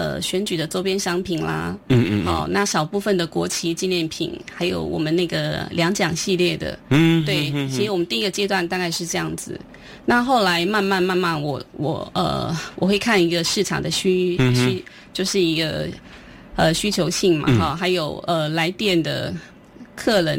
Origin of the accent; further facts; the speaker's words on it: Taiwan; 因为其实因为我们都是呃外省第二代的孩子哦，那从小就是呃住在眷村里面嘛，那父亲是军人。